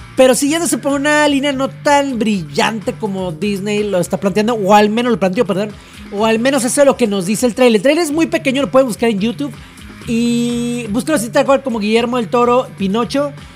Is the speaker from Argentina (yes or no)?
no; Mexico; aquí en México